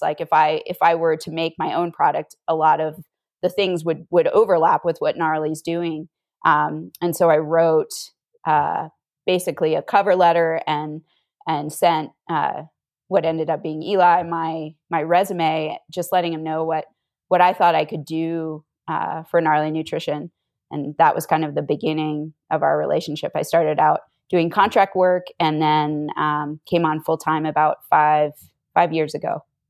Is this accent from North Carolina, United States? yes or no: no; Northern Virginia, United States; moved away as an adult; also born or lived in Utah; I grew up on the East Coast in Northern Virginia.